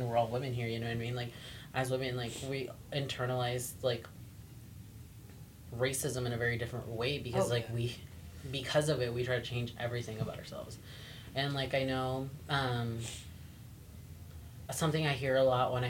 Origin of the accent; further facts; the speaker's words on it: the Valley, California, United States; I grew up here in the Valley